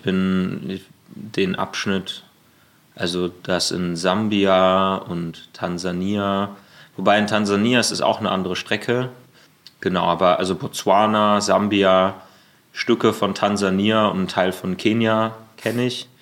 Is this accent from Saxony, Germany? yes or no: no; near Münster, North Rhine-Westphalia, Germany; now in Berlin, Germany; ich komme aus der Nähe von Münster und ähm, ich wohne hier in Berlin